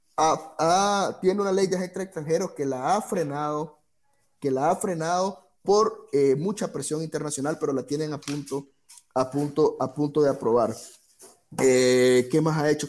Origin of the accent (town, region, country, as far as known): Nicaragua